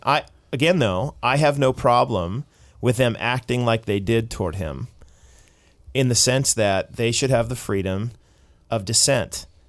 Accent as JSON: {"language": "English", "country": "United States", "moved": "yes", "lives_now": "Canada", "said": "as an American"}